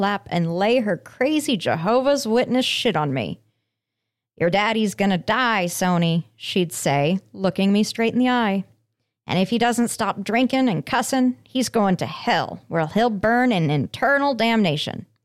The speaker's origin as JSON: {"language": "English", "town": "Aurora", "region": "Colorado", "country": "United States", "tie": "born or raised there", "said": "my hometown of Aurora."}